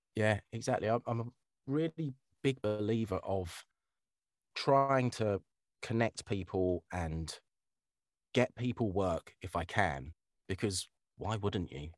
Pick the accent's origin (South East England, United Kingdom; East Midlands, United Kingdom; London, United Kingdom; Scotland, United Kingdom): South East England, United Kingdom; Kent; I'm from Kent